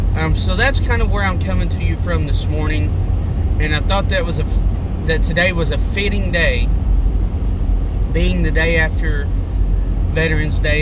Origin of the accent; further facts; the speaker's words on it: United States; My nationality is an American